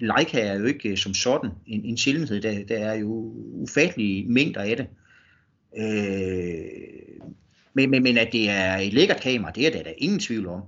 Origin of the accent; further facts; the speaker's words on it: North Jutland, North Denmark Region, Denmark; moved away; en oprindelig nordjyde